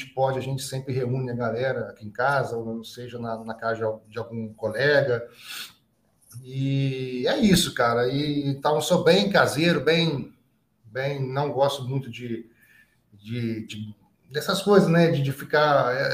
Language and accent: Portuguese; Juiz de Fora, Minas Gerais, Brazil; É, sou nascido e criado em Juiz de Fora, Minas Gerais, região aqui da, da zona da Mata Mineira, né?